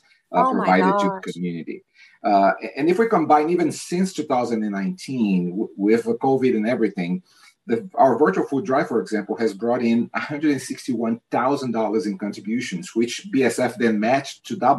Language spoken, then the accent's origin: English; Brazil; moved away; I'm originally from Brazil